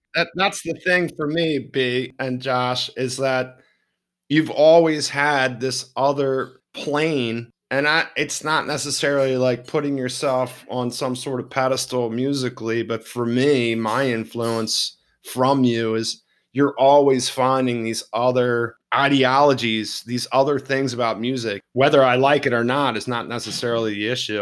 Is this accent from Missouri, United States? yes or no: no; Baltimore, Maryland, United States; I'm a Baltimore boy, and part of that experience growing up in Fells Point